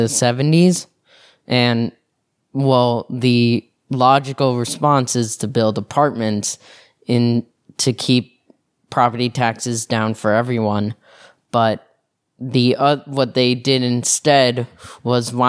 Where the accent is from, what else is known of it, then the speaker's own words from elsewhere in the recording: New York City, New York, United States; I grew up in New York where everything is essentially mixed